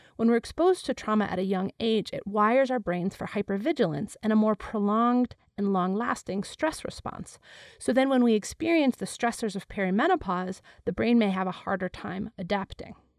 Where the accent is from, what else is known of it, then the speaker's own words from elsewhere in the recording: Wisconsin, United States; I was born and raised in Wisconsin